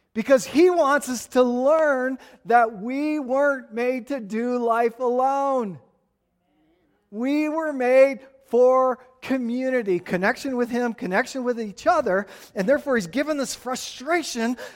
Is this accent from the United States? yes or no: yes; Tucson, Arizona, United States; This is the kind of stuff I grew up playing with in Tucson.